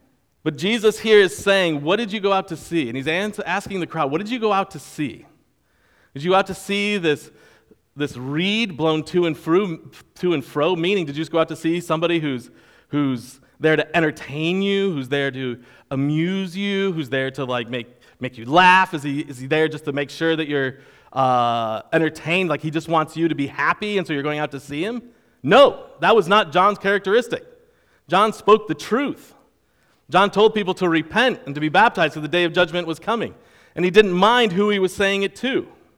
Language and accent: English; Rochester, New York, United States; I am from Rochester, New York. I can claim many places from where I'm from. But when I was a teenager, I lived in the Rochester area and in Rochester.